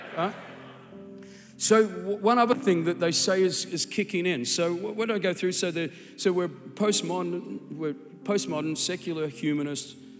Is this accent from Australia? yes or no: yes; Australia; accent: Australian; my Australian accent